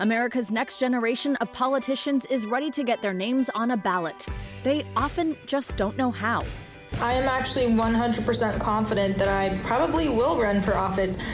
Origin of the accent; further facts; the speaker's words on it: San Diego, California, United States; So I'm from San Diego, California, so we're going to try San Diego zip code.